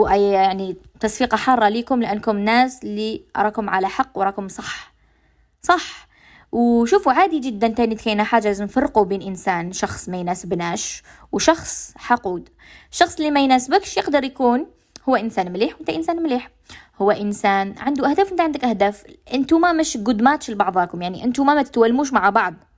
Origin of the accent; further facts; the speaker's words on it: Algeria; accent: Algerian dialect; لهجتنا الجزائريه